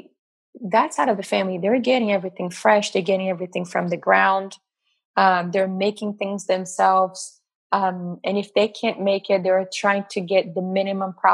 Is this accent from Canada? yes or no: no; Brazil; moved away; growing up in Brazil